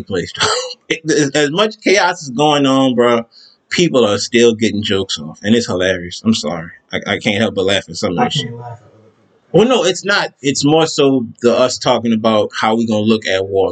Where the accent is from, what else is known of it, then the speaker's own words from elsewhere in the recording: New Orleans, Louisiana, United States; I'm from New Orleans